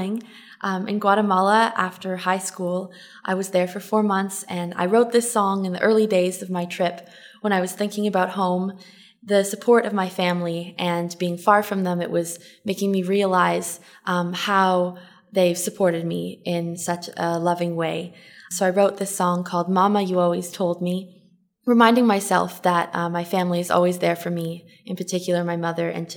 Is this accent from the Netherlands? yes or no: no; Toronto, Ontario, Canada; I'm from Toronto